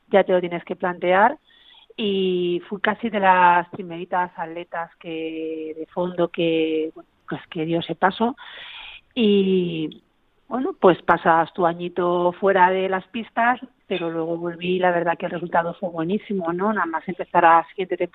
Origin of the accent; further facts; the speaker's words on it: Barcelona, Catalonia, Spain; moved away as an adult; now in Ávila, Spain; nací en Barcelona pero bueno, llevo ya casi la mitad de mi vida en Ávila.